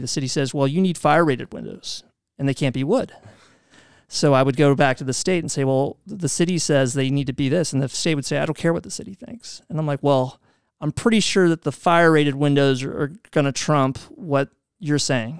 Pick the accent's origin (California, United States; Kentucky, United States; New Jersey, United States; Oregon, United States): Kentucky, United States; Louisville; moved away as an adult; also born or lived in New York City; I'm from Louisville